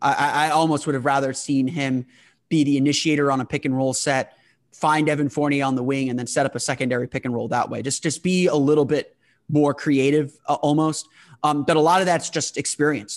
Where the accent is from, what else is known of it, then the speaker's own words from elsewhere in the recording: United States; being an American